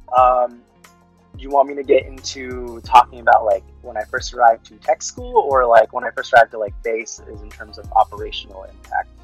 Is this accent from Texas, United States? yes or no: no; Fairfield, California, United States; first language Tagalog; English is a second language; moved away as an adult; also born or lived in Dasmariñas, Cavite, Philippines; now in Nebraska, United States; originally, I was uh, born in the Philippines, uh, moved to California, Fairfield, California, specifically when I was around four